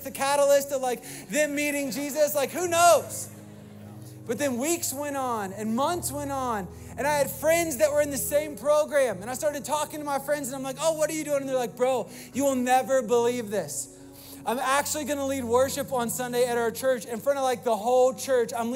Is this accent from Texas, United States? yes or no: no; Virginia, United States; moved away as an adult; also born or lived in Florida; I was new from Virginia